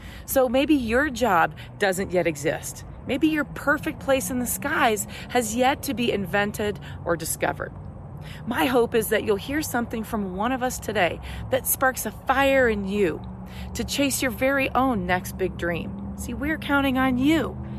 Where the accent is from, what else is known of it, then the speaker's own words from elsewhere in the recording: Colorado, United States; from my home state of Colorado, USA.